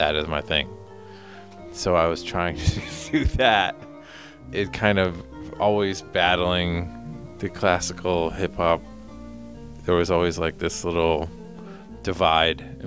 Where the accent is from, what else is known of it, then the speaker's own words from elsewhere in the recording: Detroit, Michigan, United States; also born or lived in Cleveland, Ohio; now in San Francisco Bay Area, United States; I was born in Cleveland, and then we moved to Detroit